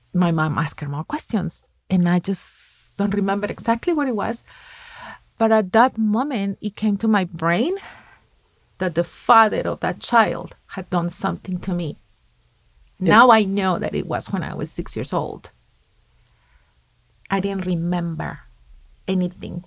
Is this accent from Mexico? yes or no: yes; Mexico; moved away; When I was 15 years old, in my hometown back in Mexico